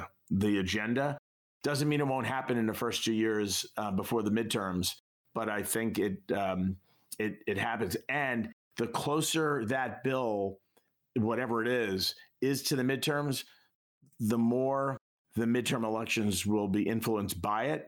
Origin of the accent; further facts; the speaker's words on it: New York, United States; I'm a kid from New York